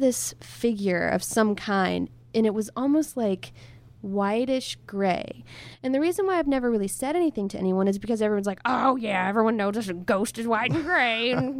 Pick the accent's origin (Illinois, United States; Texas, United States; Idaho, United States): Texas, United States; Hurst; Close to my hometown. It was in Hearst, Texas.